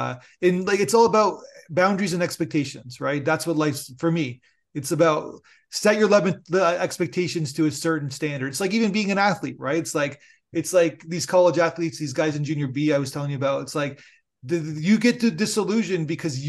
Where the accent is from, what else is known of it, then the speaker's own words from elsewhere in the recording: Niagara Falls, New York, United States; I'm a huge football fan, a Buffalo Bills diehard fan. And because I'm from Niagara Falls, and basically it's like I see a story that takes place.